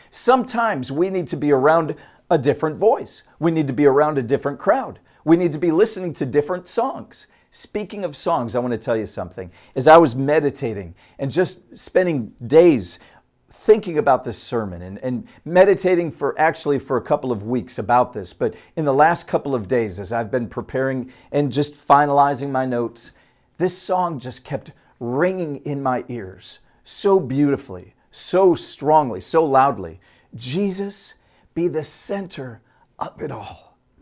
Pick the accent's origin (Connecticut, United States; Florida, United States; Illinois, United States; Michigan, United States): Michigan, United States; Utica; moved away as an adult; also born or lived in Dallas-Fort Worth, Texas; I grew up in Utica, Michigan